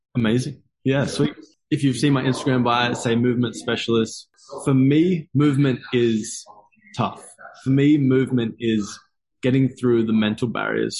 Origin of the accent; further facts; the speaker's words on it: Gold Coast, Queensland, Australia; I've lived here my entire life though. and so I was born on the Gold Coast and I live in Miami, Miami Gold Coast